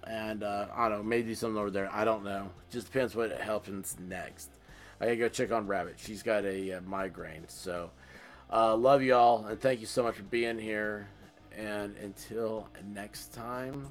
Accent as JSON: {"language": "English", "region": "Tennessee", "country": "United States", "said": "here I am from Tennessee"}